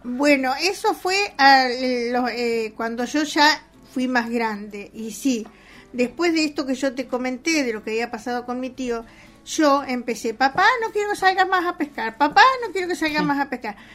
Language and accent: Spanish; Rawson, Chubut, Argentina; also born or lived in Carmen de Patagones, Argentina / Necochea, Argentina; me crié en coché hasta los nueve años que vine a Raúl